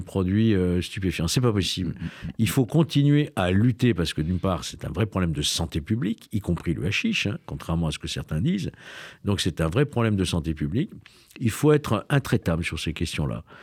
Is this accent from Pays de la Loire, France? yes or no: no; Lyon, Auvergne-Rhône-Alpes, France; Je suis lyonnais.